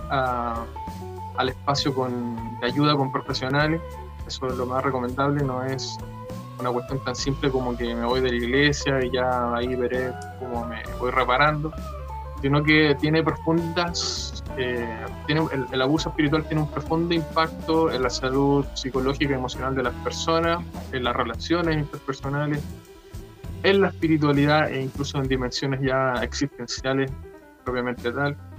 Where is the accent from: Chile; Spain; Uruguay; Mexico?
Chile; soy de Chile